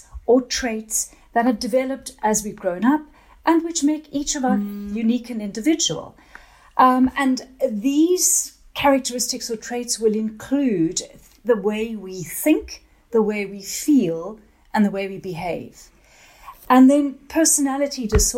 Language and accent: English; South Africa; now in England; I'm originally from South Africa and then I came over to England a while ago.